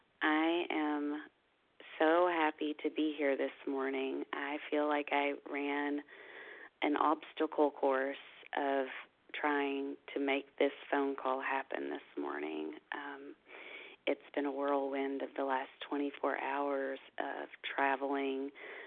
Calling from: Kentucky, United States; I am a recovered compulsive overeater from Kentucky, but I'm actually calling from Longboat Key, Florida this morning.

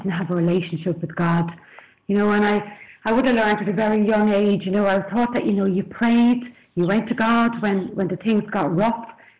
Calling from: Dublin, Leinster, Ireland; I'm calling in from Dublin in Ireland.

